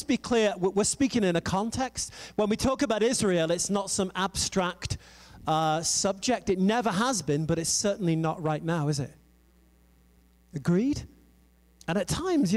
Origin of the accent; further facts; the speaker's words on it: England, United Kingdom; moved away; also born or lived in France / United States; I am an English girl